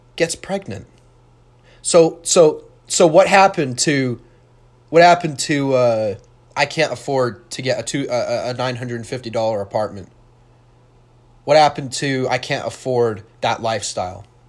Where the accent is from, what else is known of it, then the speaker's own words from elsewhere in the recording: Utah, United States; I was born in Utah.